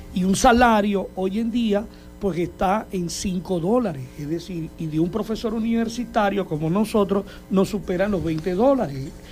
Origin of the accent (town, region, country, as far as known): Zulia, Venezuela